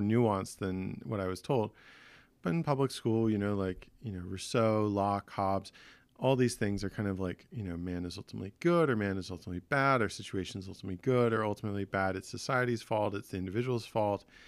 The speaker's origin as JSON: {"language": "English", "region": "Southern New Jersey", "country": "United States", "tie": "born or raised there", "said": "As someone who grew up in, in Southern New Jersey"}